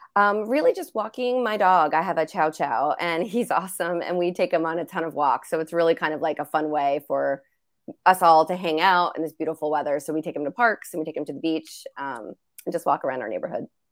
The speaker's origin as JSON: {"language": "English", "region": "New Jersey", "country": "United States", "said": "I'm from New Jersey, half Italian"}